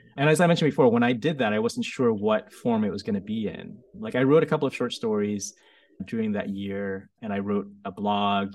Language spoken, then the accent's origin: English; United States; also born or lived in Vietnam; when I was growing up in America